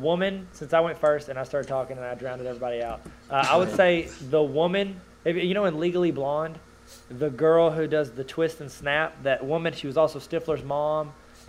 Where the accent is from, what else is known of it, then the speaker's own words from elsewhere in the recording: California, United States; accent: Californian; I get it because of my Californian accent.